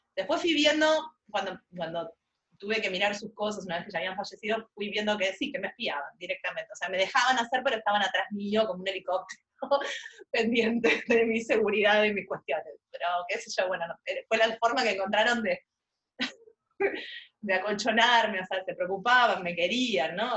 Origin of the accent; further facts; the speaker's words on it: Buenos Aires, Argentina; casi en el centro geográfico de la ciudad de Buenos Aires, si soy porteña